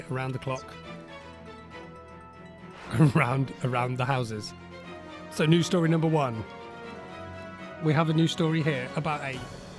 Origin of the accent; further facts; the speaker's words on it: England, United Kingdom; I'm so English. I'm drinking a cup of tea.